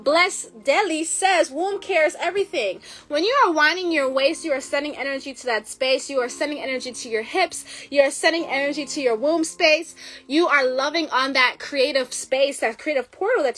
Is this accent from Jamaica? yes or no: yes; Jamaica; I'm Jamaican